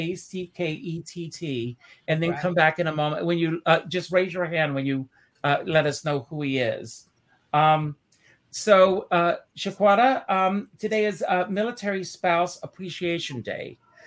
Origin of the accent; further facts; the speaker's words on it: South Carolina, United States; we're in South Carolina, by the way. That's my home state.